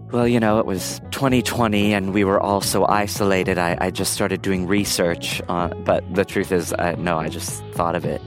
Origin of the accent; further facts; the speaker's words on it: Buenos Aires, Argentina; la capital, Buenos Aires, de donde soy yo